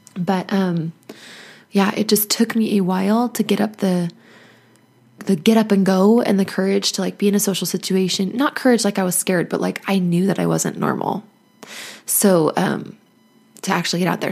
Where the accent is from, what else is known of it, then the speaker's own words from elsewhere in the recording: United States; also born or lived in Nevada / Arizona; I grew up in Nevada and Arizona